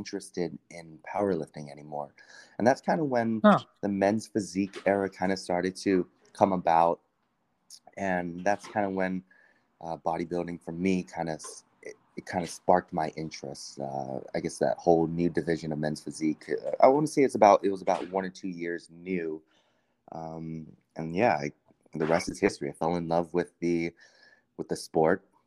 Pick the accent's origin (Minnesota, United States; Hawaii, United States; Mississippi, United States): Hawaii, United States; also born or lived in southern Maryland; now in Maryland, United States; I'm actually from Hawaii, born and raised in Hawaii, but actually I'm in DC, like in the southern part of Maryland right now.